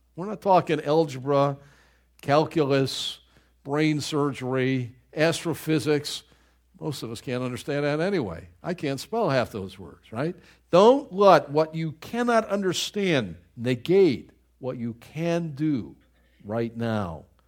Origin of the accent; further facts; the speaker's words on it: Buffalo, New York, United States; moved away; I grew up in Buffalo, New York, and the winters are so brutal up there